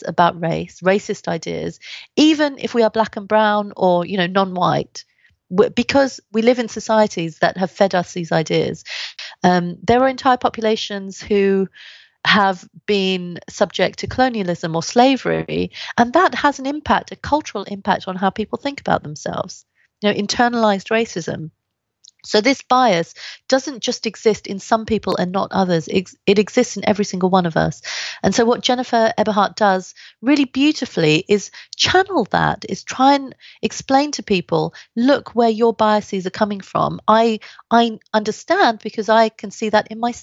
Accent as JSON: {"language": "English", "region": "London", "country": "United Kingdom", "tie": "born or raised there", "also_born_or_lived": "India", "said": "I grew up in London, Southeast London, which was particularly racist"}